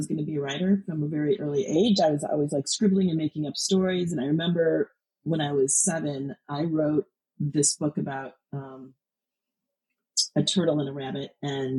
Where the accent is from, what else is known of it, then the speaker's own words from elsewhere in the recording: United States; I grew up on the Illinois-Wisconsin border